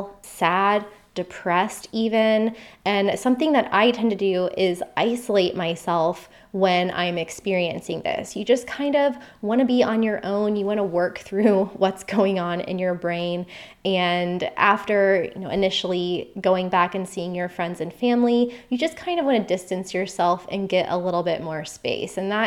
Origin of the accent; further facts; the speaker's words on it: United States; moved away as an adult; also born or lived in Costa Rica / Australia; my home country is the US